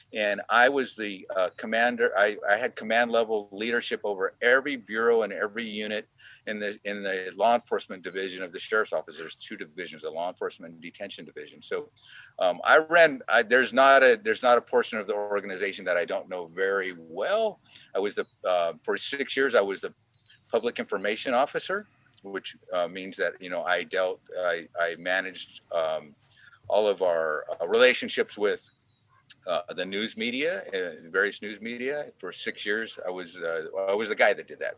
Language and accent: English; Hanford, California, United States; moved away as an adult; now in Sonoma County, United States; we grew up in the Central Valley